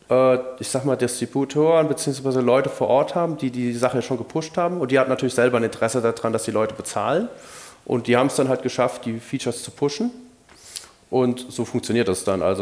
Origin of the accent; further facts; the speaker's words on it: Rhineland, Germany; aber ich will im Rheinland bleiben, ich bin halt Rheinländer